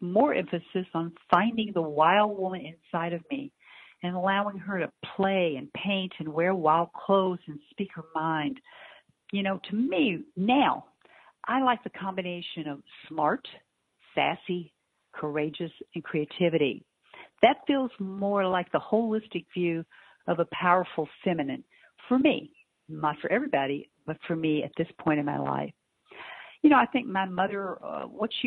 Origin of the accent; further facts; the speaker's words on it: the South, United States; I grew up in the South